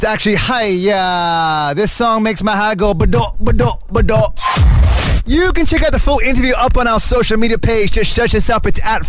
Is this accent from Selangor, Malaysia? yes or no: no; Kuching, Sarawak, Malaysia; moved away; my hometown, Kuching